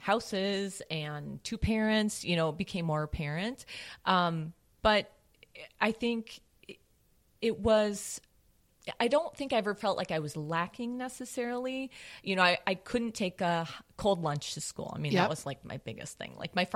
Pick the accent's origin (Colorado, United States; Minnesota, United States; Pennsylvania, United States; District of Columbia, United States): Minnesota, United States; St. Paul; St. Paul.